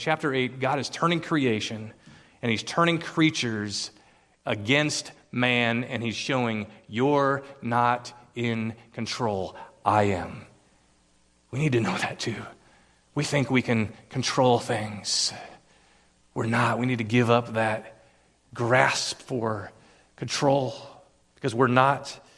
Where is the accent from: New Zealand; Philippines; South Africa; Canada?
Philippines; English is a second language; now in United States; But in the land that I grew up in the Philippines, insects swarm.